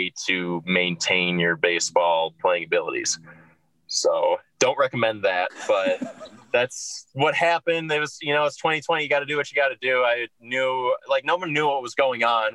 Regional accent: Minnesota, United States; moved away; I'm from Minnesota originally

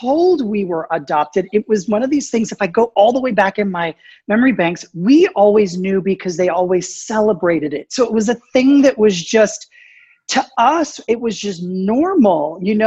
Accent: Canada; moved away as an adult; also born or lived in United States; I grew up in Canada, even though I was born in the States

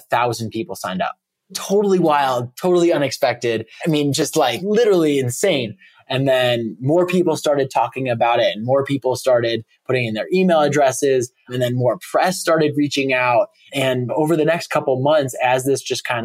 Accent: suburb just north of Chicago, Illinois, United States; moved away; I grew up in a nice little suburban cul-de-sac in a suburb just north of Chicago.

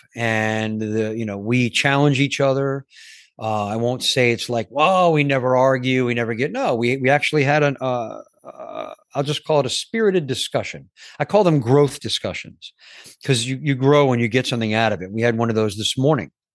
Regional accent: New York, United States; I grew up in New York

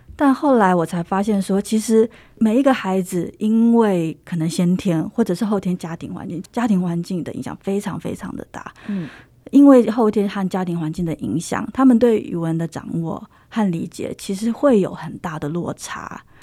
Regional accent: Taiwan; moved away as an adult; now in Sweden; 我就是很典型的从台湾长大的孩子

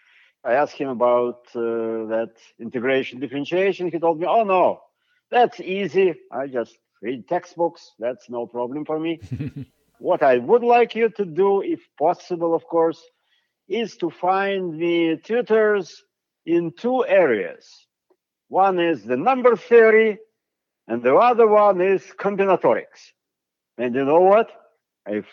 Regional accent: Siberia, Russia; now in United States; I am from Siberia

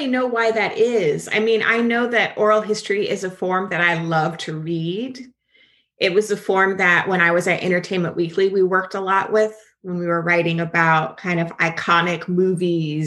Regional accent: Jacksonville, Florida, United States; accent: Southern; I'm from Jacksonville, and we get real country, real Southern

